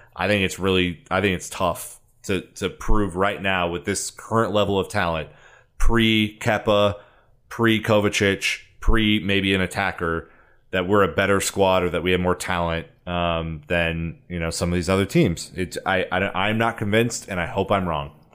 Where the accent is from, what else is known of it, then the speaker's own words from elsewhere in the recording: United States; as an American